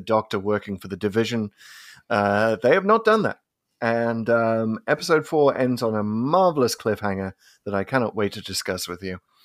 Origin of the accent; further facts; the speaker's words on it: United Kingdom; growing up in Britain in the eighties